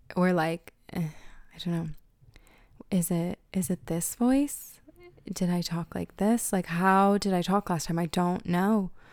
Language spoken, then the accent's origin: English; Pennsylvania, United States; moved away as an adult; now in Ireland; growing up in Pennsylvania